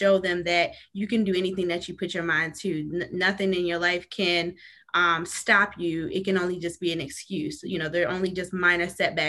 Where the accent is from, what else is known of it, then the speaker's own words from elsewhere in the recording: Maryland, United States; moved away as an adult; also born or lived in New York; now in North Carolina, United States; I was born in New York, but I must say I'm pretty much from Maryland. I've been in Maryland my whole life. I recently relocated to North Carolina